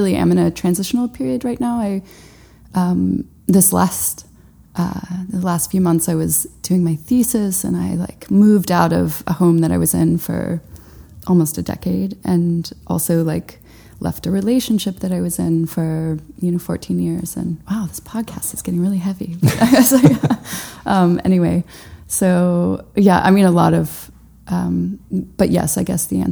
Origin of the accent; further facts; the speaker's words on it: Knoxville, Tennessee, United States; moved away as an adult; also born or lived in Georgia; now in Brooklyn, United States; I was born in Knoxville, and then, you know, my mom moved us to Georgia when I was like 5, mm-hmm. and we were in Georgia for about 5 years, and then moved back to Knoxville, and I was there until I graduated high school